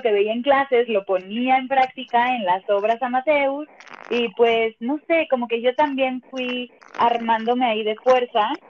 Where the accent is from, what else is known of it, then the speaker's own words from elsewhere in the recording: Mexico City, Mexico; Soy chilanga, siempre he vivido acá, nunca me he ido a vivir a otro lado, siempre está en la Ciudad de México